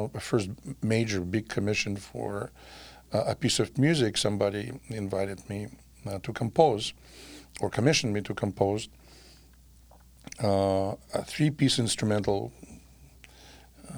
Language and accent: English; Saint Petersburg, Russia; English is a second language; moved away as an adult; now in Milwaukee, United States; I was born in St. Petersburg, Russia.